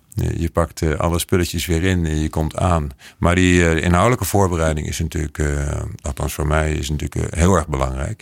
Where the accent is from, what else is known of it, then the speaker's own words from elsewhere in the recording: Netherlands; moved away as an adult; now in Bogotá, Colombia; als Nederlander